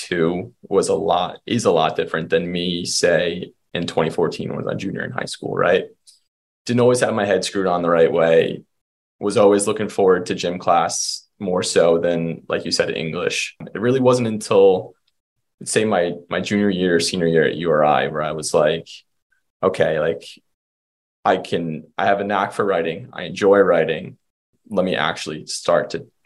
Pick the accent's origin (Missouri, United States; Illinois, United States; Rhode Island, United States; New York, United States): Rhode Island, United States; moved away as an adult; also born or lived in Maryland; now in Burlington, United States; my home's from Rhode Island. I did my undergrad study at the University of Rhode Island